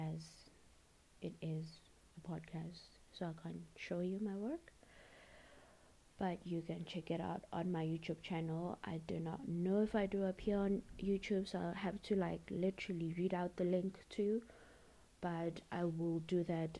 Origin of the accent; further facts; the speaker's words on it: South Africa; I am 21 years old and I'm from South Africa